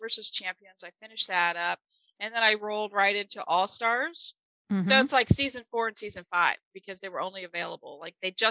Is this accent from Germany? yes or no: yes; Germany; first language German; English is a second language; moved away; English is my second language. I tell people this all the time. German's my first language